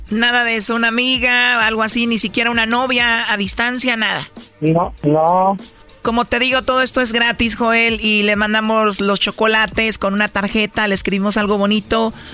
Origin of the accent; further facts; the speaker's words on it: El Salvador; accent: centroamericano; Soy salvadoreña.